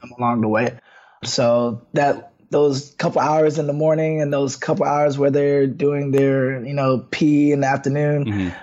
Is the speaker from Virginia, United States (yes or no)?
yes; Woodbridge, Virginia, United States; I'm from Woodbridge, Virginia, born and raised.